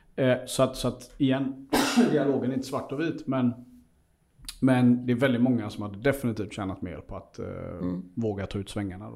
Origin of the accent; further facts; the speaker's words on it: Seychelles; now in Sweden; jag är ju född i Seychellerna och är där väldigt mycket